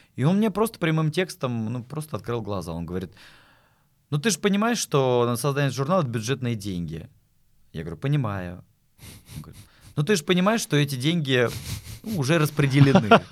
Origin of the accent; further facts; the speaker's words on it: Astrakhan, Astrakhan Oblast, Russia; moved away as an adult; also born or lived in Saint Petersburg; в Астрахане, в родном городе